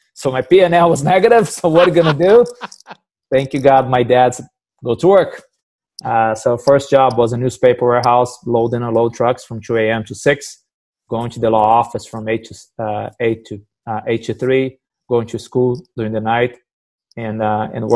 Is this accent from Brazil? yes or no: yes; Brazil; moved away as an adult; now in United States; growing up in Brazil, I always work with my dad at his butcher shop